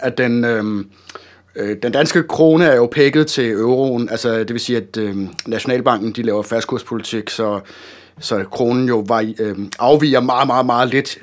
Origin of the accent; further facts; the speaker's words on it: Denmark; som dansker